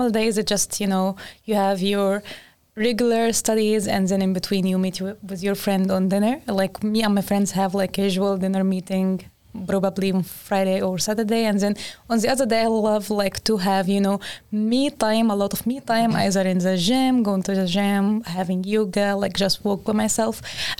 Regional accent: Egypt; moved away as an adult; now in Sweden; I'm from Egypt.

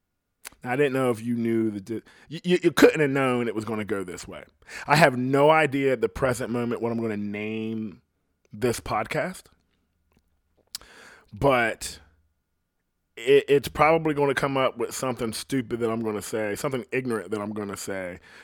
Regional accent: Ohio, United States; And I'm like, I'm from Ohio. And I'm like, people from Ohio don't talk like that.

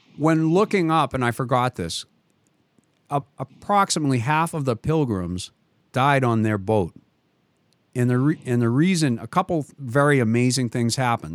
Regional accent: Boston, Massachusetts, United States; accent: Boston; he could tell from my accent. immediately that I was from Boston

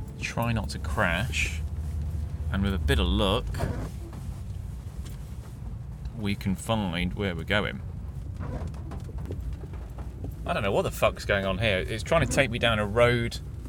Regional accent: Clifton, East Midlands, United Kingdom; where I grew up in Clifton

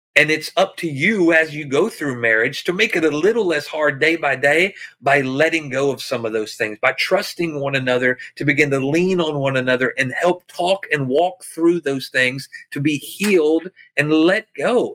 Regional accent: backwoods Arkansas, United States; moved away as an adult; I'm a poor white boy from backwoods Arkansas

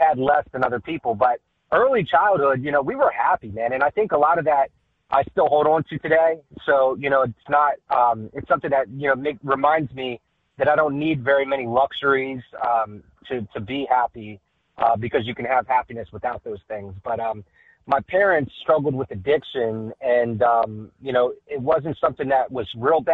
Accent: Magnolia, Delaware, United States; we grew up in a single wide trailer in a town, actually not in Dover. It's about 10 minutes outside of Dover, called Magnolia

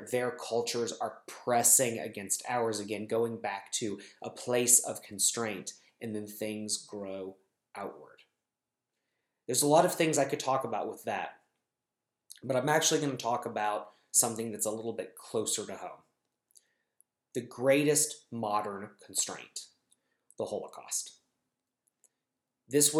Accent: United States; I'm speaking as an American Jew

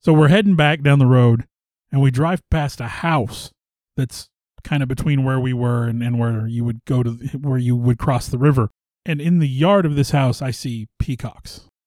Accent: the Ozarks, Missouri, United States; you and I both born and raised in the Ozarks.

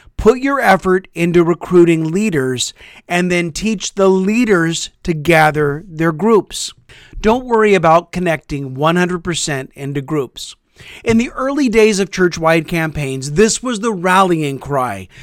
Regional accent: Topeka, Kansas, United States; moved away as an adult; Our family recently moved back to my hometown of Topeka, Kansas. We attend the church where I grew up

